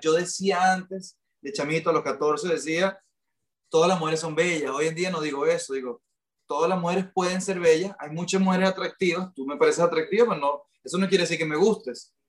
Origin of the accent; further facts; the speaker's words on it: Venezuela; moved away as an adult; also born or lived in Miami; now in United States; … y yo somos una pareja latina, venimos los dos criados en Latinoamérica